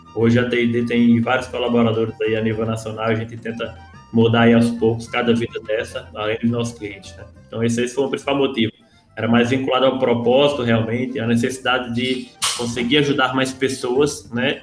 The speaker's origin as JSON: {"language": "Portuguese", "area": "Cajazeiro", "region": "interior of Ceará", "country": "Brazil", "tie": "born or raised there", "also_born_or_lived": "Mossoró, Rio Grande do Norte", "moved": "yes", "lives_now": "Rio de Janeiro, Brazil", "said": "apesar de eu ser nascido em Mossoró, a minha infância aconteceu muito em Cajazeiro, no interior do Ceará"}